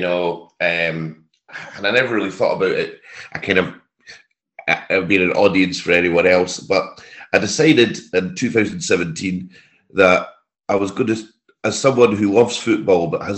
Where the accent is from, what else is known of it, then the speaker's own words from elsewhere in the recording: Clackmannanshire, Scotland, United Kingdom; moved away as an adult; also born or lived in Stirling / Aberdeen; I grew up in the Wee County